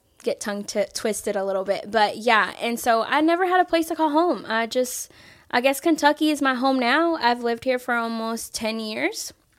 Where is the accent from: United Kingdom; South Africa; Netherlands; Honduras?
Honduras; born there; also born or lived in Florida; I haven't had a place to call home. Was originally born in Honduras.